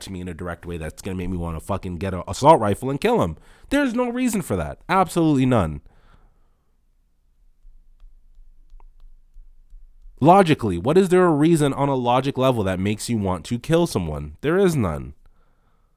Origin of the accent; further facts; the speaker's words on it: Toronto, Ontario, Canada; I come from Rexdale, a place that's warm only if you're from there, only if you live there